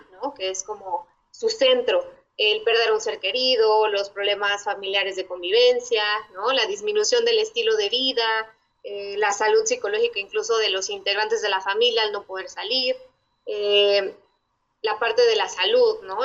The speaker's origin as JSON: {"language": "Spanish", "country": "Mexico", "said": "lo que nos distingue como mexicanos"}